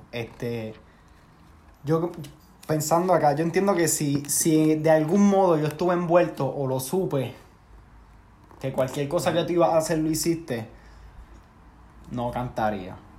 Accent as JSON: {"language": "Spanish", "country": "Puerto Rico", "moved": "yes", "said": "Somos como siete boricuas."}